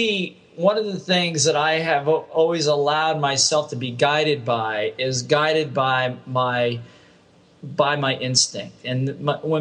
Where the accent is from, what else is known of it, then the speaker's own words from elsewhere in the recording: Ohio, United States; moved away as an adult; also born or lived in Hawaii; I grew up in the Midwest in Ohio State